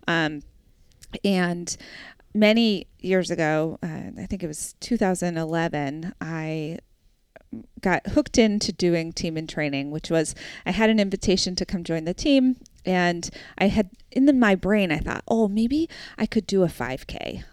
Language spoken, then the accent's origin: English; New Hampshire, United States; also born or lived in Brooklyn; I grew up in New Hampshire